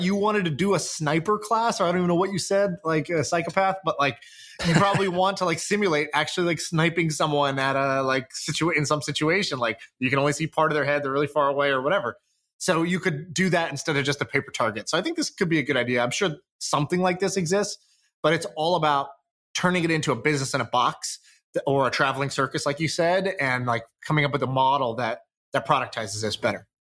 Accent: Colorado, United States; I grew up in Colorado

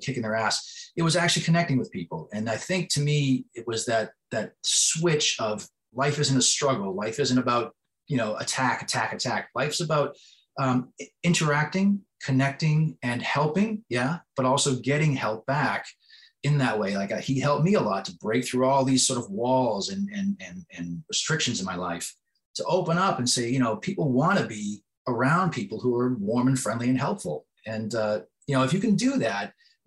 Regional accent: East Coast, United States; moved away as an adult; now in West Coast, United States; When I grew up on the East Coast and I came out to the West Coast all those years ago

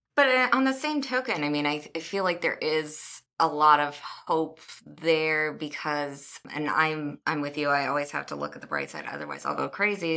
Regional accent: Kansas City, United States; moved away; I'm not from here. My parents aren't from here. I'm from Kansas City

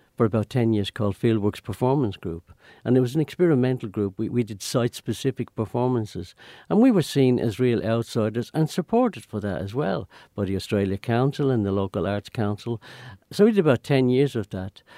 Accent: Ireland; moved away as an adult; also born or lived in London; I was a, a real paddy, you know, from, from the country

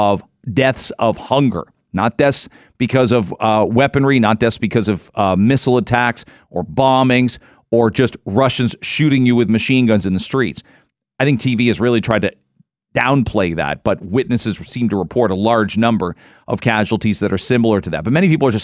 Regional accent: London, Ontario, Canada; I grew up in London. So I can't imagine the city I grew up in and the size of it

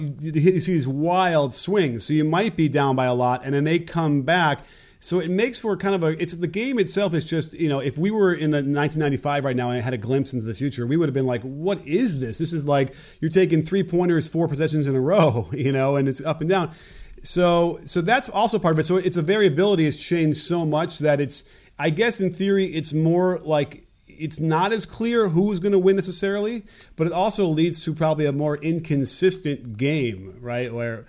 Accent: Chicago, Illinois, United States; I grew up in Chicago, right?

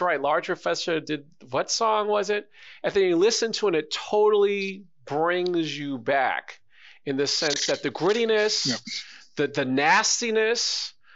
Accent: Canada; talk about our music and our culture, being a Canadian

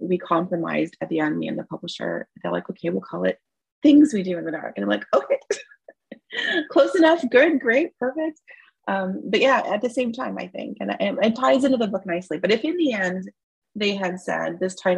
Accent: Toronto, Ontario, Canada; moved away as an adult; also born or lived in Seattle; I grew up in Toronto, born and raised, and I'm in a suburb of Toronto right now

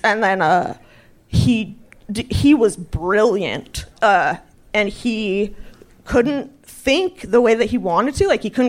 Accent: Spokane, Washington, United States; we're from Spokane and Rachel Dolezal's neighborhood for real.

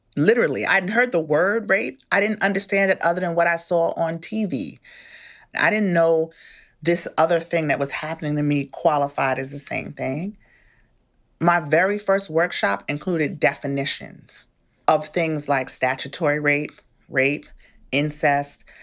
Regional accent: New York, United States; moved away as an adult; now in Maryland, United States; I'm a Bronx person. I'm from the Bronx. I'm from New York.

